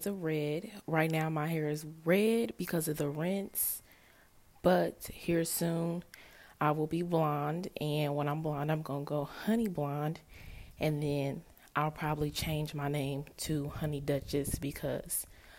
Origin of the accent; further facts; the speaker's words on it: Indianapolis, Indiana, United States; I'm from Indianapolis.